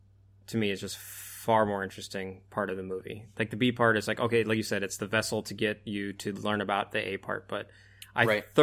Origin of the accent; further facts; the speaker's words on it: United States; As Yankees, I don't think I can ever support that either.